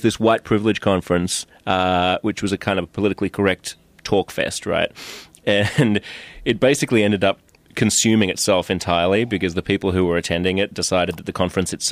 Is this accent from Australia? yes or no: yes; Australia; accent: Australian; now in United States; I'm Australian